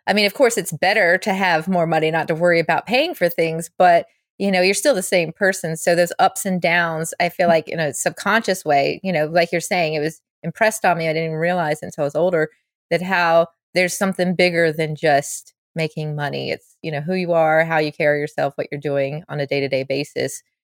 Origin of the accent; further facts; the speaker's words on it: Charlotte, North Carolina, United States; moved away as an adult; now in Los Angeles, United States; my hometown, Charlotte